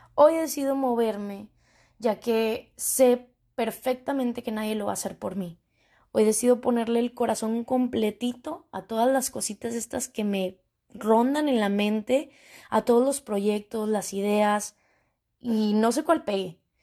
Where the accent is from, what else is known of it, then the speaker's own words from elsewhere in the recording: northern Mexico, Mexico; soy una chica mexicana, tengo 24 años, mexicana del norte